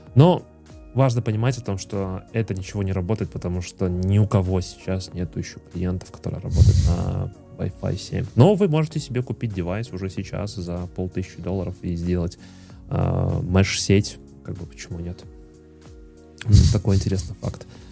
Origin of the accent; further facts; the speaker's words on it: Minsk, Belarus; мы сами из Минска